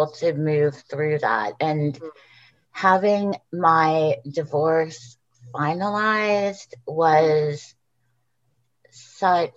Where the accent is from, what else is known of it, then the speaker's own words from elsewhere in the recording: California, United States; moved away as an adult; also born or lived in Texas; now in Portland, United States; I grew up in California